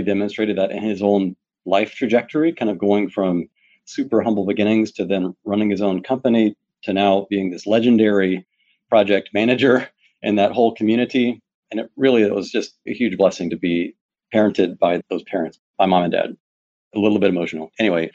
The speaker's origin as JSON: {"language": "English", "town": "Pike Road", "region": "Alabama", "country": "United States", "tie": "born or raised there", "moved": "yes", "lives_now": "Houston, United States", "said": "I grew up in a rural, very rural part of Alabama outside of Montgomery, my hometown, Pike Road, Alabama"}